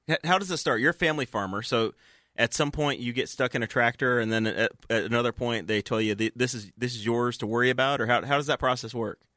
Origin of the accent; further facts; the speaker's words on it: Messet Road, Indiana, United States; I grew up on Messet Road